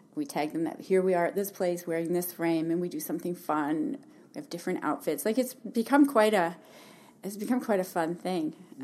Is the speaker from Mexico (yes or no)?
no; Calgary, Alberta, Canada; moved away as an adult; also born or lived in Hamilton, Ontario; now in Kelowna, Canada; I was born in Hamilton, lived there till my parents decided to move to Alberta when I was about seven. And so I basically grew up in Calgary